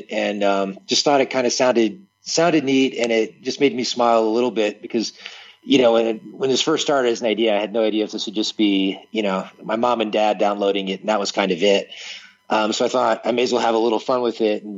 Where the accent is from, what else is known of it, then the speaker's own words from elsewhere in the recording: Tarpon Springs, Florida, United States; I'm from a town in Florida called Tarpon Springs.